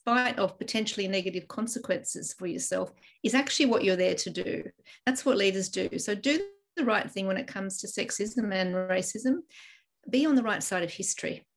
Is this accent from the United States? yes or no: no; Ireland; moved away; I was born in Ireland and my home country